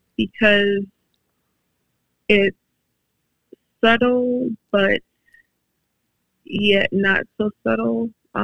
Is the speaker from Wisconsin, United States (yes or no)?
yes; Madison, Wisconsin, United States; born or raised there